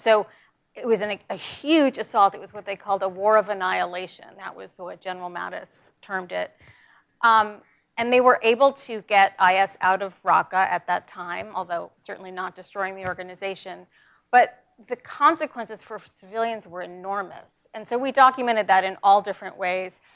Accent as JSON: {"language": "English", "region": "New York", "country": "United States", "said": "I'm from New York"}